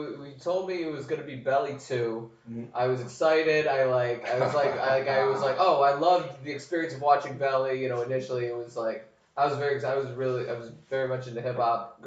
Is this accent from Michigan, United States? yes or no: yes; Huntington Woods, Michigan, United States; moved away as an adult; now in New York, United States; I'm from Huntington Woods, Michigan, just outside Detroit. And I've been living in New York for the last 8 years.